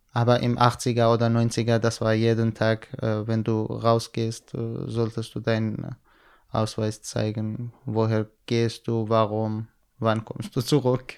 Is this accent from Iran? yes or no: yes; Iranian Kurdistan, Iran; German is a second language; moved away as an adult; now in Germany; ich komme aus dem Iran, aus kurdischen Gebieten